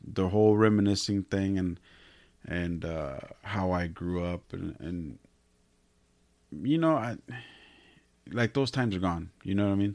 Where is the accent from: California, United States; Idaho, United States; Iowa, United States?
California, United States; Salinas; I was born and raised in Salinas